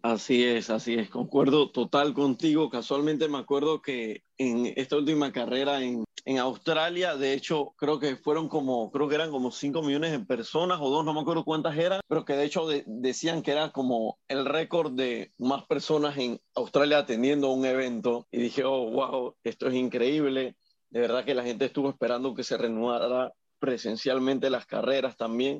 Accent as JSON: {"language": "Spanish", "country": "Panama", "said": "Acá en Panamá"}